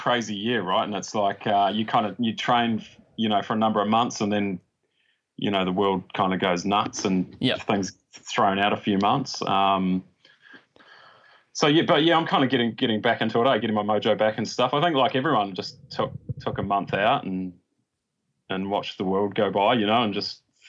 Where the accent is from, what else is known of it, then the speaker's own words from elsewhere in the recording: Dunedin, Otago, New Zealand; In Dunedin. {S2} Yeah. {S3} Yeah. Yeah. So out on the Tauri Plains there by the airport.